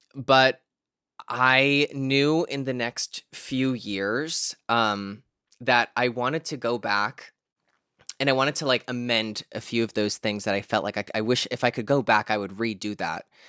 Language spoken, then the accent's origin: English; Scranton, Pennsylvania, United States; now in California, United States; I live in California now, but, um, I'm originally from Scranton, Pennsylvania